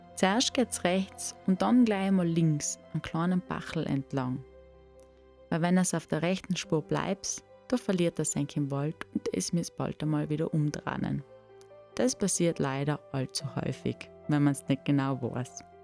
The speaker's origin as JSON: {"language": "German", "town": "Brixen", "region": "Trentino-Alto Adige", "country": "Italy", "tie": "born or raised there", "moved": "as an adult", "lives_now": "Kartitsch, Austria", "said": "Brixen, meiner Heimat, wo ich aufgewachsen bin, und meiner jetzigen Wahlheimat Katitsch"}